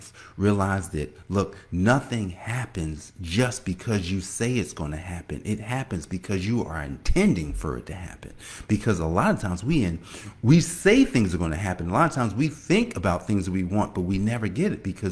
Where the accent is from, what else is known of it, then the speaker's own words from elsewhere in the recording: Newark, New Jersey, United States; moved away as an adult; also born or lived in Washington, D.C.; now in Indian Head, Maryland, United States; I'm from Newark, New Jersey